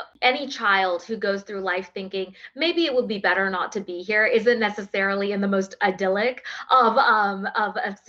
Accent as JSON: {"language": "English", "region": "Texas", "country": "United States", "tie": "born or raised there", "also_born_or_lived": "South India", "accent": "drawl"}